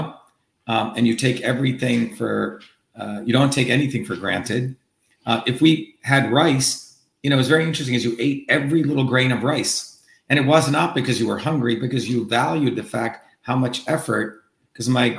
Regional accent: Mumbai, Maharashtra, India; also born or lived in South India village; now in United States; when I grew up as a child, and I was born in India, and I had these two worlds, you know, the world of Bombay

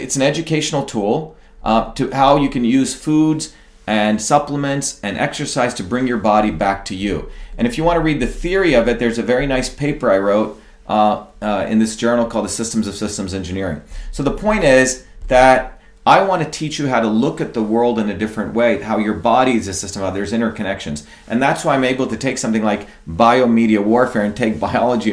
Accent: India; moved away; I grew up in India in a small village

